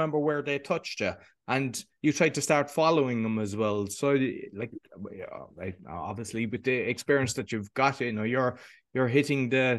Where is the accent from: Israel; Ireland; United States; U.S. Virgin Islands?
Ireland; Cork, Munster; And I'm from the South, Cork, and they say we sing. So everyone else around Ireland say, "Oh, the Cork people sing."